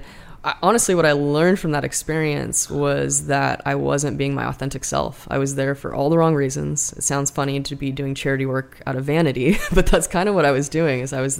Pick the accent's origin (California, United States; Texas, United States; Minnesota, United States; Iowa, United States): California, United States; Long Beach; now in Portland, United States; I grew up in Long Beach. You know, most of my friends from my original neighborhood